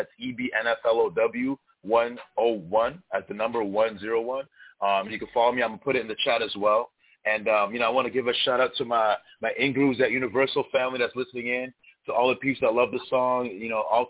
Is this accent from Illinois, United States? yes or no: no; New York City, New York, United States; I'm from New York City, but I like that you call me an international artist because I'm bilingual. I write in Spanish and in English.